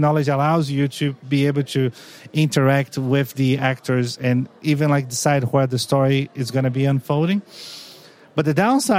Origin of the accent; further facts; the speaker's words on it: Belém, Pará, Brazil; also born or lived in São Paulo, Brazil; now in United States; It's Belém, Pará, in the north of Brazil